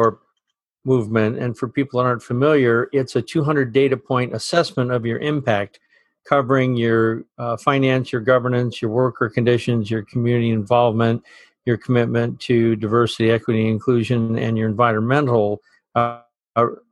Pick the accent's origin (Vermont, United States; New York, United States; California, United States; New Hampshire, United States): Vermont, United States; Burlington; based in my hometown of Burlington, Vermont